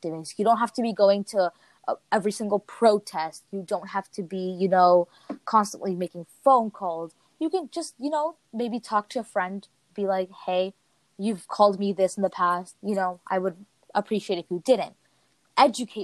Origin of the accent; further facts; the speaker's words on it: United States; I'm from America